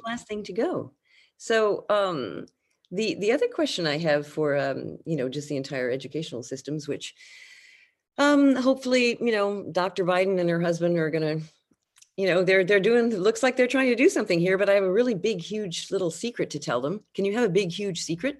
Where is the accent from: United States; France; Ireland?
France; moved away; my experience of growing up in France